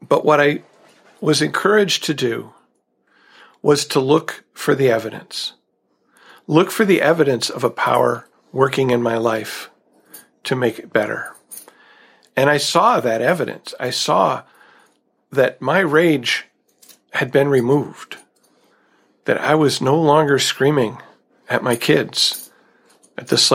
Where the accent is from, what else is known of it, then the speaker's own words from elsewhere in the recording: United States; growing up in America